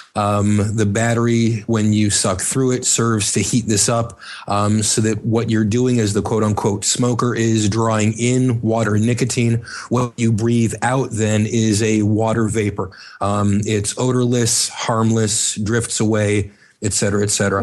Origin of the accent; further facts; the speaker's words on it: Miami, Florida, United States; now in Chicago, United States; born in Chicago, uh, raised in Miami, and moved back to Chicago